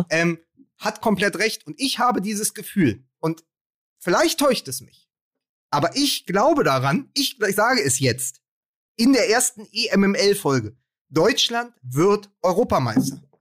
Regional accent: Austria; Ach, und nehmen Sie es nicht so schlimm. Wir als Österreicher hätten gern Ihre Probleme.

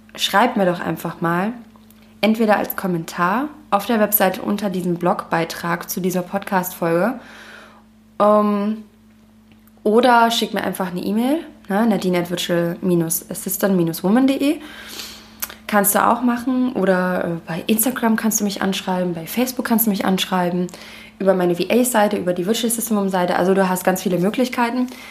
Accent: Leipzig, Saxony, Germany; moved away as an adult; now in Dahab, Egypt; meine Heimatstadt, denn ich bin aus Leipzig

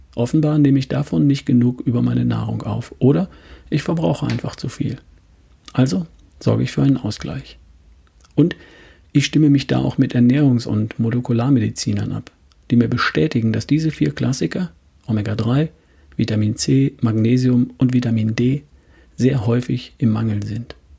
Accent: Germany; bei uns in Deutschland

